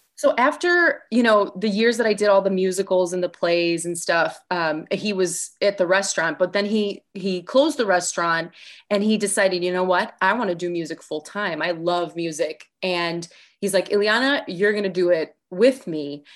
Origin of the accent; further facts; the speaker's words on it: Chicago, Illinois, United States; also born or lived in Park Ridge, Illinois; growing up as in, in Chicago in, like, the nineties and two thousands